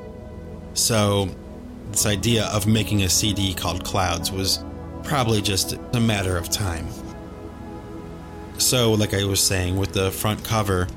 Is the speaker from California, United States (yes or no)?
no; Cleveland, Ohio, United States; We grew up in Cleveland, Ohio